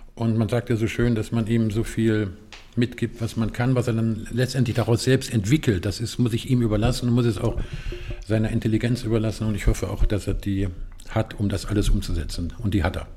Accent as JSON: {"language": "German", "region": "Eifel", "country": "Germany", "tie": "born or raised there", "said": "Ich bin in der Eifel groß geworden"}